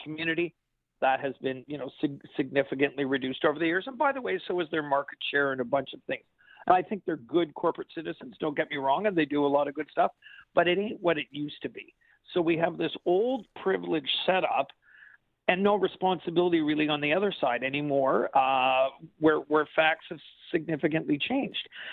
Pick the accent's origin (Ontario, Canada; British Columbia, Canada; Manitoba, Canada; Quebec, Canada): Quebec, Canada; I'm a Quebecer.